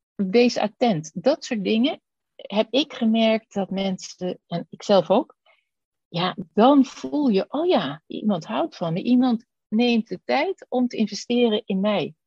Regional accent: Netherlands; ons als Nederlanders

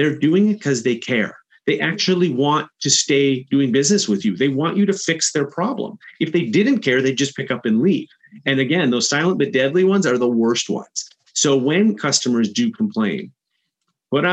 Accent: Chicago, Illinois, United States; I'm from Chicago

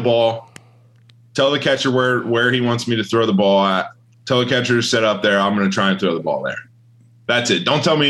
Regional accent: Ohio, United States; moved away; I'm coming from Ohio where, like, the average high schooler throws like 72

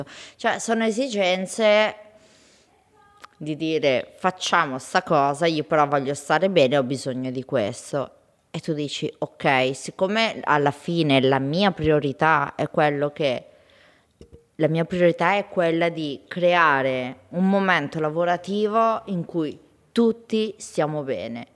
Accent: Bergamo, Lombardy, Italy; accent: bergamasco; si sente il mio accento bergamasco

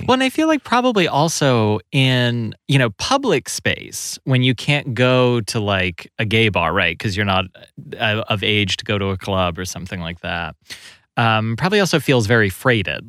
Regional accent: Kentucky, United States; I grew up in Kentucky

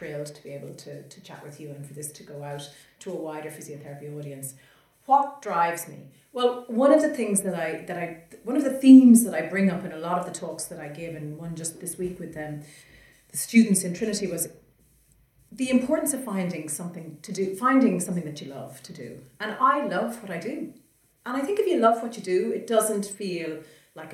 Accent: Ireland; we're both from Ireland

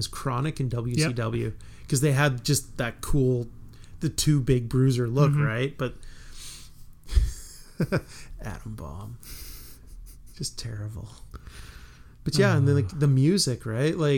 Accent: Melville, Saskatchewan, Canada; moved away; back home in Melville

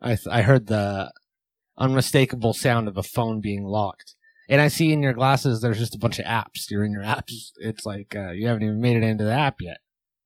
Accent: New Zealand; You know I'm from New Zealand.

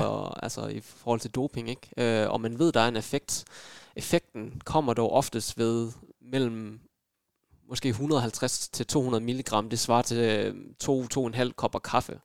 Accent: Aarhus, Central Denmark Region, Denmark; jeg er født og opvokset i Aarhus

